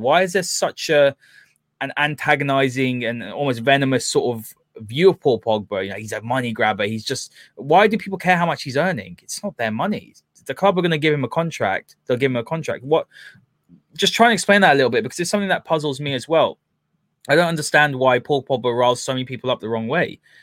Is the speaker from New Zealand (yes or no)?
no; United Kingdom; we're, we're both British, you know, from here